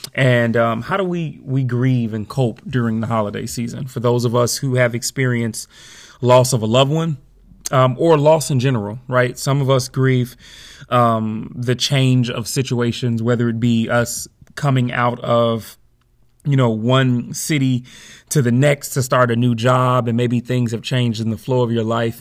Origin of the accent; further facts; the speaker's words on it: Chicago, Illinois, United States; moved away; when I go back home to Chicago for the summer